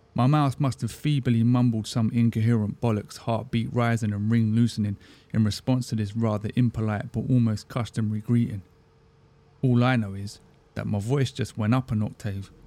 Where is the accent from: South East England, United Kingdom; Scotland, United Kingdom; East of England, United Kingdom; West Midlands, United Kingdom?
South East England, United Kingdom; Crawley; growing up around the Gatwick area in the nineties.